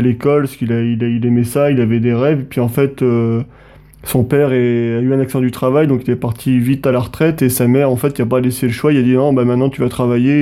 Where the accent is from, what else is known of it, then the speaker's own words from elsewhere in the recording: Montluçon, Auvergne-Rhône-Alpes, France; à l'origine, en fait, euh, avec, Hugo, on vient de Montluçon, dans le centre de la mhm. France